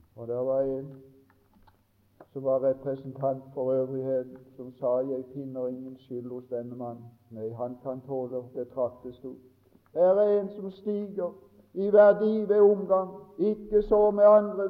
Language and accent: Norwegian; Mosby, Agder, Norway; vi hadde en, en god vekkelse hjemme på Mosby i 45